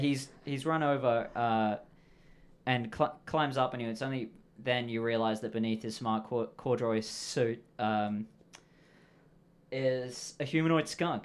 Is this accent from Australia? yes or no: yes; Australia; I come from Australia.